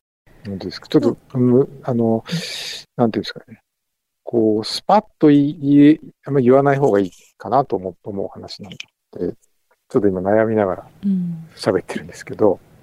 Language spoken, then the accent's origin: Japanese; Yamanashi, Japan; born or raised there; now in Naha, Japan